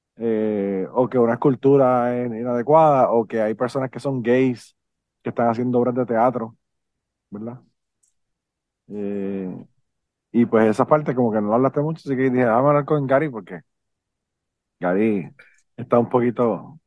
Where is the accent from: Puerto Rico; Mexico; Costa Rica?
Puerto Rico; also born or lived in Nashville; yo soy un biólogo de Puerto Rico